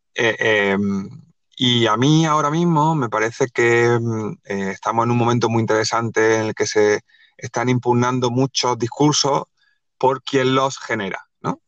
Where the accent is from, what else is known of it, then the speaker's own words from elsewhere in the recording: Granada, Andalusia, Spain; moved away as an adult; now in Málaga, Spain; yo soy de Granada, yo en esa época vivía en Granada, ahora vivo en Málaga